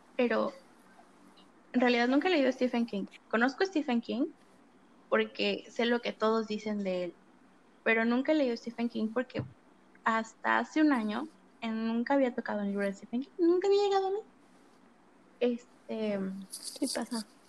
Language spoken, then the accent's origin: Spanish; State of Mexico, Mexico; yo soy del Estado de México